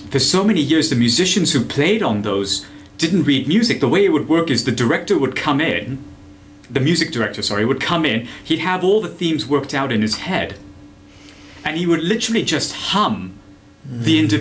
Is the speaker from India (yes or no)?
yes; India; born there; because I was born in India, because I grew up in an Indian um, household.